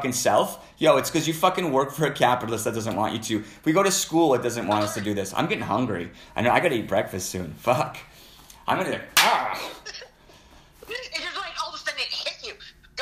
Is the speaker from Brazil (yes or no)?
no; Canada; I grew up here in Canada